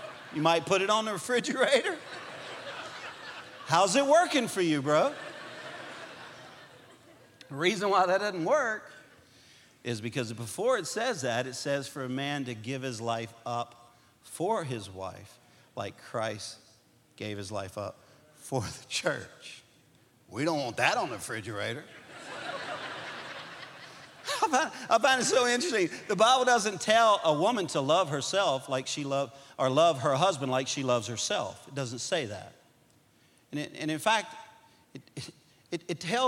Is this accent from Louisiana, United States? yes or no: yes; Cajun, Louisiana, United States; we're Cajun people